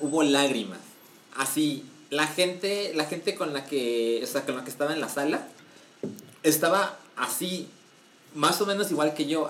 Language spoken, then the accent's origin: Spanish; Mexico; soy mexicano, tengo suficiente tiempo en este país